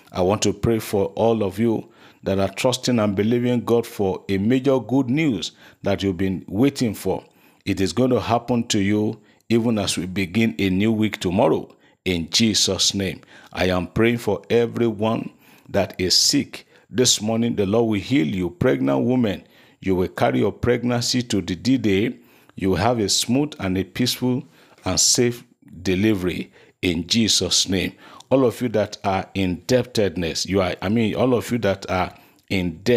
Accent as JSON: {"language": "English", "region": "Lagos", "country": "Nigeria", "said": "from Lagos."}